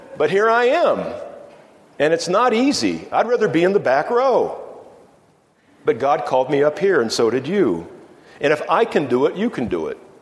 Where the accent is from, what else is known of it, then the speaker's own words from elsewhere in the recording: Virginia, United States; moved away as an adult; also born or lived in Iowa / Minnesota / New Mexico; I moved away from Virginia